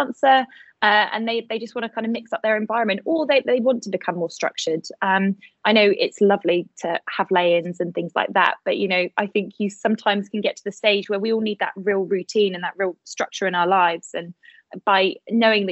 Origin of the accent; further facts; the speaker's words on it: Bath, South West England, United Kingdom; now in Bournemouth, United Kingdom; I was born in Bath